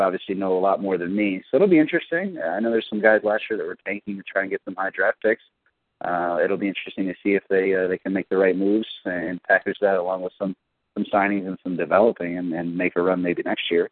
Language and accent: English; Cleveland, Ohio, United States; I'm from Cleveland